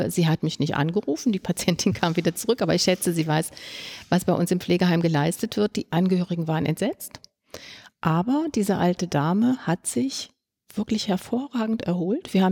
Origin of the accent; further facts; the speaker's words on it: Brandenburg, Germany; Ich komme hier aus, äh, aus Brandenburg, wo ganz wenig Ärzte sind